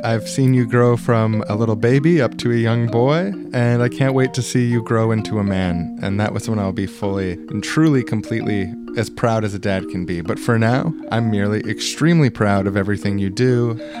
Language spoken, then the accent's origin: English; Canada